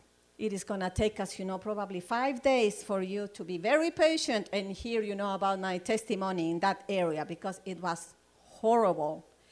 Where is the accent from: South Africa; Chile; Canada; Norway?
Chile; now in United States; I came from Chile, and, you know, I'm looking forward for my citizenship as an American, you know, because I'm not there yet.